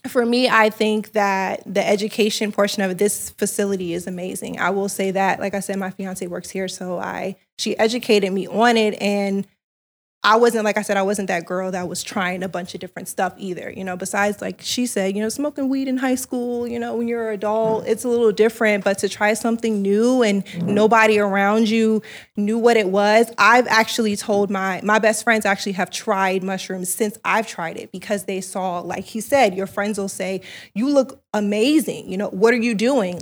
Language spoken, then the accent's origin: English; the South, United States; now in Los Angeles, United States; I'm from the South